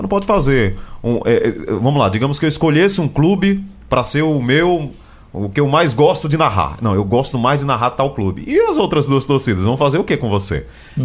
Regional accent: Recife, Pernambuco, Brazil; É o Esporte de Recife, de Pernambuco, do lugar onde eu vivo, do lugar onde eu nasci

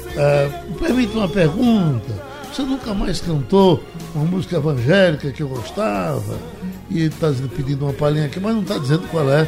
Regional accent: Vicência, Pernambuco, Brazil; also born or lived in Aliança / Timbaúba; Eu vivi entre Aliança, Timbaúba e Vicência, onde eu nasci

